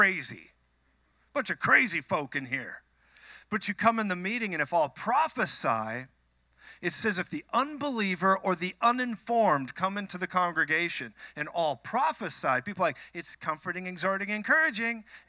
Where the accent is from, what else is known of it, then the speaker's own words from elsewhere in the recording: Minnesota, United States; now in Colorado, United States; I'm from Minnesota. I moved to Colorado